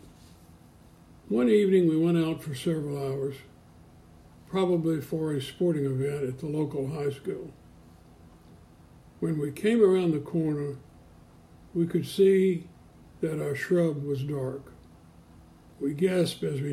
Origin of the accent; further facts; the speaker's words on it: Springhill, Louisiana, United States; now in Memphis, United States; our little 50-member Presbyterian church in my hometown of Spring Hill, Louisiana